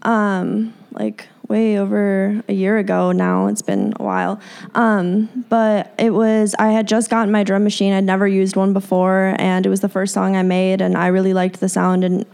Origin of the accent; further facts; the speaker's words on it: Chicago, Illinois, United States; I grew up in Chicago